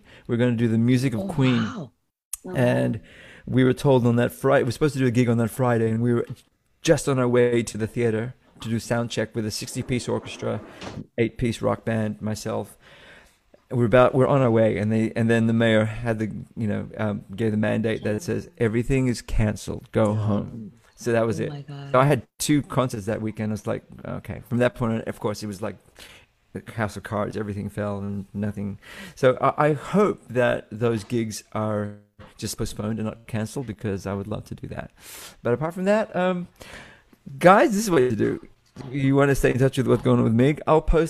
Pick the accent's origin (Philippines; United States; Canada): Philippines; I love being Filipino, and I love being a part of the community.